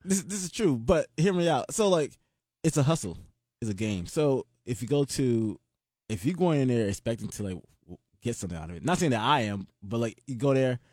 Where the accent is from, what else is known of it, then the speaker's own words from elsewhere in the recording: Atlanta, Georgia, United States; I'm from Atlanta